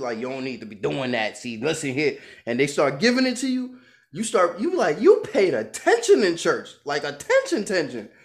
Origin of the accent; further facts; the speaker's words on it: New York, United States; moved away; I'm from Brooklyn. My mom's from Barbados, right? Everybody with me got a Brooklyn mentality